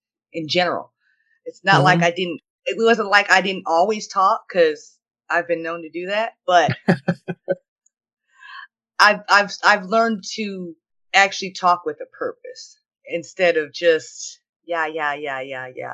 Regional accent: Oklahoma, United States; born and raised in Oklahoma

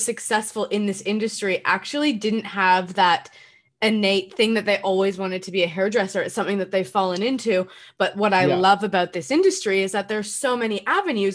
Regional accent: Canada; I am from Canada

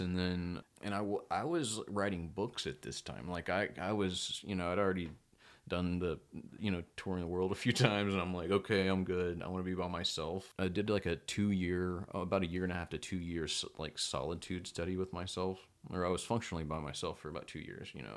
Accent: Belton, Texas, United States; moved away; also born or lived in Temple, Texas; we grew up in Belton, Texas, fifteen thousand people.

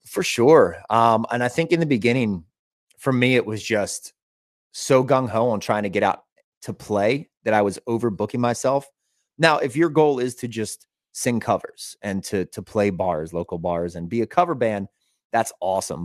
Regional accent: Elizabethtown, Pennsylvania, United States; also born or lived in Hollywood, California; So we're playing the Elizabethtown Fair, which is a pretty big fair, and that's my hometown.

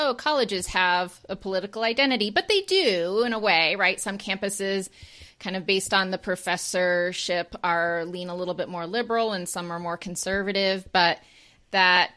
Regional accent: Maine, United States; I'm from Maine

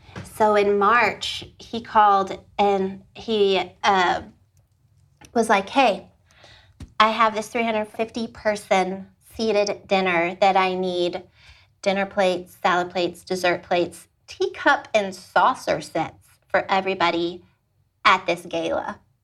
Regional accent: Austin, Texas, United States; moved away as an adult; now in Fort Worth, United States; I am originally from Austin, Texas

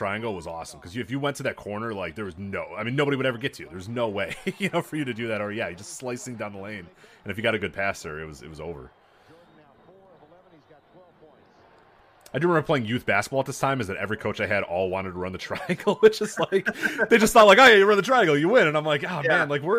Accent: Chicago, Illinois, United States; born or raised there

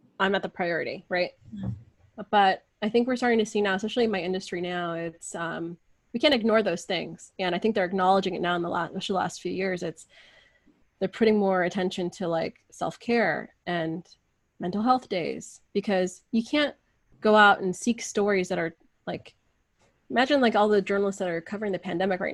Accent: United States; I'm never American enough with my friends here, which I grew up with, like, I was the only Persian girl, I think, up until high school

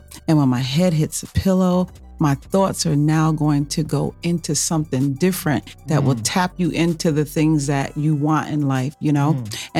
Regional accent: Kingston, New York, United States; Kingston, New York. That's upstate.

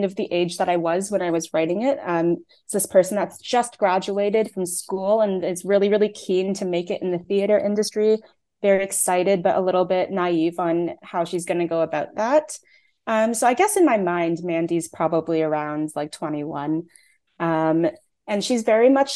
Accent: Canada; I'm Taiwanese Canadian, but I was born in Canada. Both my parents were born in Taiwan. I don't speak Mandarin

